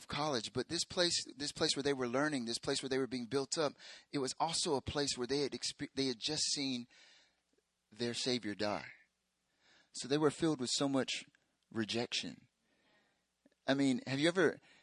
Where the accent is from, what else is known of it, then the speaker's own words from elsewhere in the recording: United States; moved away as an adult; now in South Korea; I'm from America